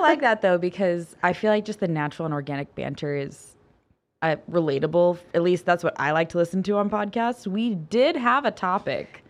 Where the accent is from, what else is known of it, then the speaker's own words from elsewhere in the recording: Ohio, United States; I'm from Ohio. My entire family's from Ohio